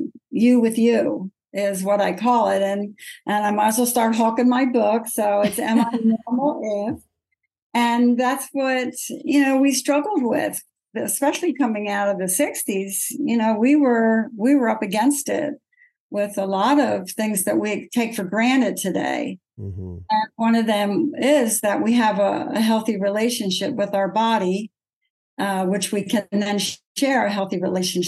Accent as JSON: {"language": "English", "town": "Pottstown", "region": "Pennsylvania", "country": "United States", "tie": "born or raised there", "said": "I grew up in Pottstown, Pennsylvania, which is almost an Amish town."}